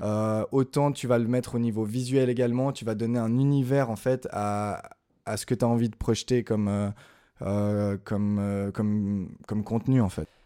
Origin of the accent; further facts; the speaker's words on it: Lausanne, Vaud, Switzerland; je vis dans la région de Lausanne, j'ai grandi à Lausanne